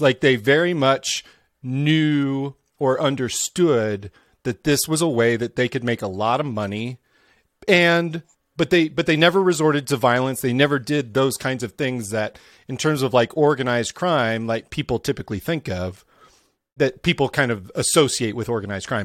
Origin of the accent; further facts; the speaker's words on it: Midwest, United States; I grew up in the Midwest